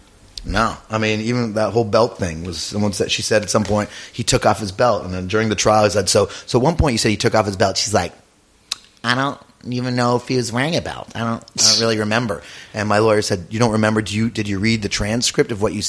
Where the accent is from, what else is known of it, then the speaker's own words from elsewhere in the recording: Canada; now in United States; I'm Canadian originally